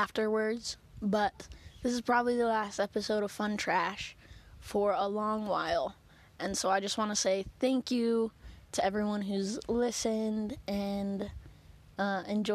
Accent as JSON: {"language": "English", "country": "United States", "said": "we're American"}